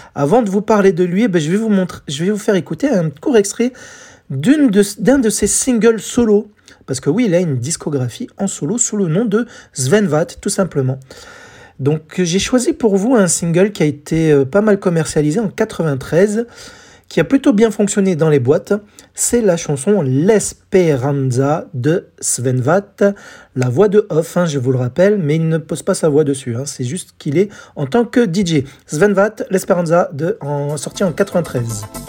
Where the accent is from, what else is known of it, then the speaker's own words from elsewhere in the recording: France; en France, chez nous